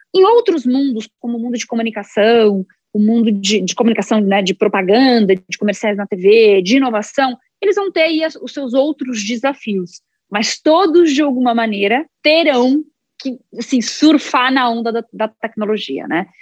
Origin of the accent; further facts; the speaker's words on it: São Carlos, São Paulo, Brazil; Sou nascida numa cidade do interior, em São Paulo, São Carlos